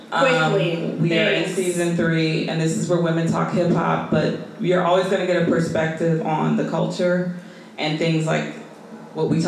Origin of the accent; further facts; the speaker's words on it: Chicago, Illinois, United States; I do want to plug my hometown. If you're listening, I will be in Chicago September 5th through the 9th.